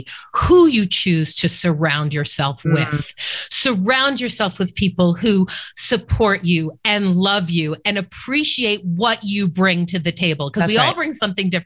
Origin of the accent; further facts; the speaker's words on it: Boston, Massachusetts, United States; I grew up in Boston